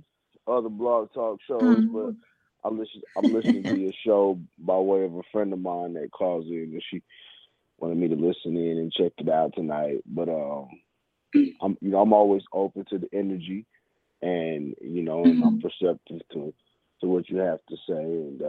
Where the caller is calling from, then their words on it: Kansas City, Missouri, United States; I'm calling from Kansas City.